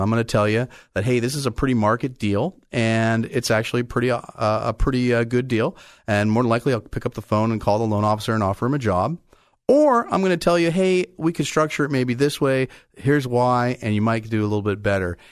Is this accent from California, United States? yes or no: yes; Bay Area, California, United States; I grew up in the Bay Area.